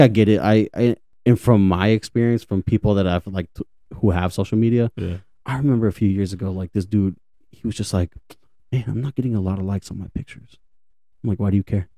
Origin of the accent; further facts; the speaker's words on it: Dallas, Texas, United States; I was, I was born and raised in Dallas.